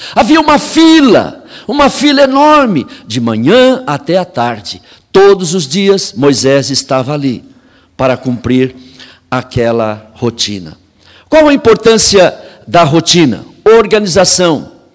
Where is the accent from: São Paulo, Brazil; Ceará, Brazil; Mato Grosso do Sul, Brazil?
São Paulo, Brazil; Eu morei em São Paulo, cresci em São Paulo, pastoreei em São Paulo muito tempo